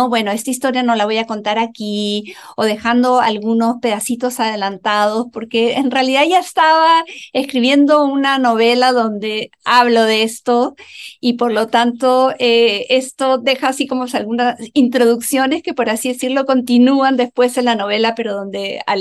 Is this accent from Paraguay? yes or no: no; Chile; aquí como dicen aquí en Chile mis ah. compatriotas, porque yo también soy chilena